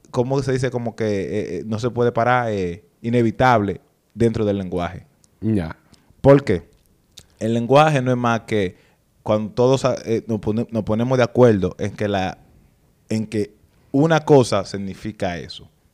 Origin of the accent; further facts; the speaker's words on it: Dominican Republic; nosotros como dominicanos